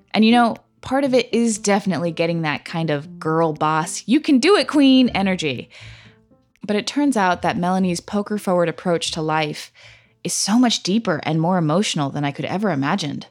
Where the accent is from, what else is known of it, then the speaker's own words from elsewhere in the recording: California, United States; now in New York City, United States; California, my home state